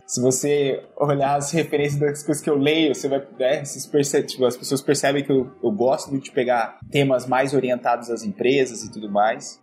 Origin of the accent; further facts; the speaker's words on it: Bauru, São Paulo, Brazil; moved away as an adult; eu sou natural do interior de São Paulo, sou lá da cidade de Bauru